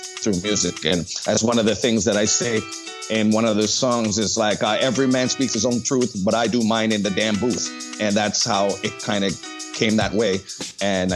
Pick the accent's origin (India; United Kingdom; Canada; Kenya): Canada; Toronto, Ontario; I grew up in Scarborough